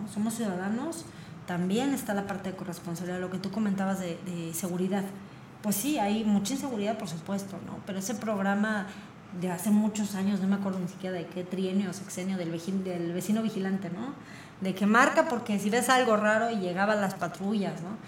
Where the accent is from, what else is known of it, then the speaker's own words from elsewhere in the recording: Querétaro, Mexico; somos pocos queretanos.